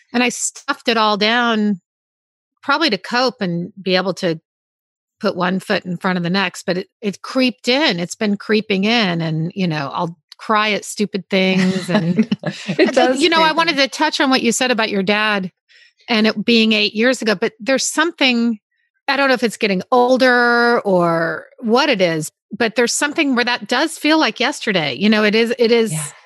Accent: Midwest, United States; born or raised there

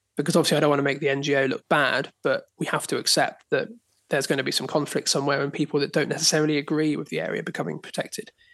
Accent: Dorset, South West England, United Kingdom; now in Dartmoor, United Kingdom; I grew up in Dorset, but my grandparents lived on Dartmoor

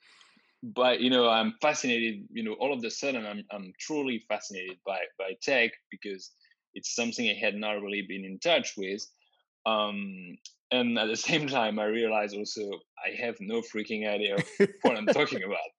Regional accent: France; moved away as an adult; also born or lived in Grenoble / Ottawa; I was born and raised in France

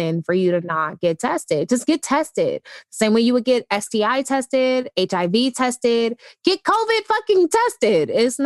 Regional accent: United States; I'm such an American

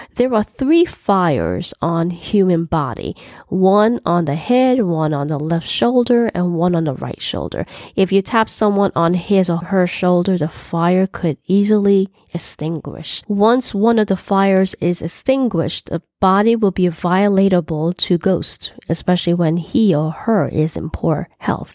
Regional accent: New York City, New York, United States; I was born here in the United States, specifically in New York City

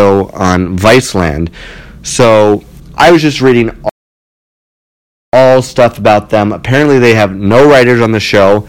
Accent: Ottawa, Ontario, Canada; now in Toronto, Canada; I'm from Ottawa

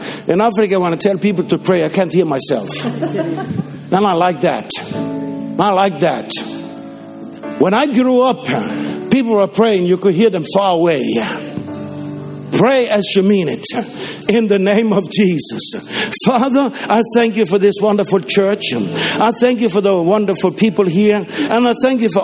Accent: Denmark; first language Danish; English is a second language; in my mother tongue, Danish

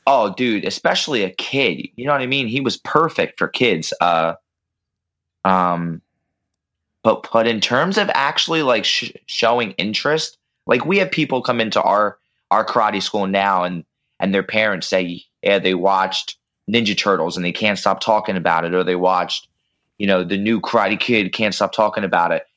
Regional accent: Pennsylvania, United States; now in New Jersey, United States; I live in Pennsylvania. Well, I grew up in Pennsylvania. I live in New Jersey

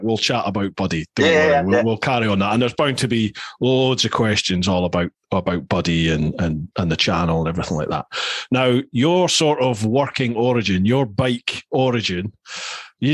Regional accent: Aberdeen, Scotland, United Kingdom; now in Kent, United Kingdom; we used to come down from Aberdeen sort of maybe once a year

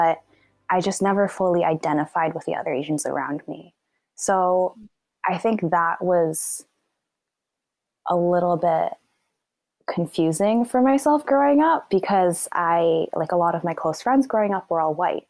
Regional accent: Vancouver, British Columbia, Canada; I was born and raised in Vancouver, BC

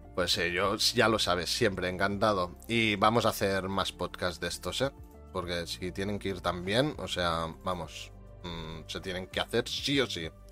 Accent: Catalonia, Spain; yo soy catalán

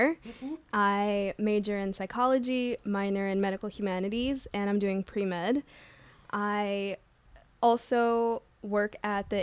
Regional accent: New Jersey, United States; I was born and raised in Jersey

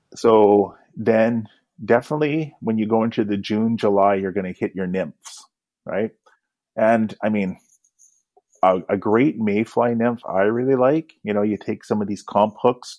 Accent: Kamloops, British Columbia, Canada; now in Vancouver, Canada; growing up in Kamloops, I used to play guitar right from a young age

